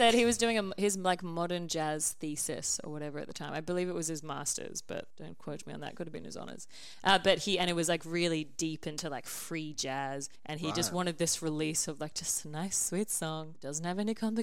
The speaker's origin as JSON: {"language": "English", "country": "Australia", "said": "I'm Australian"}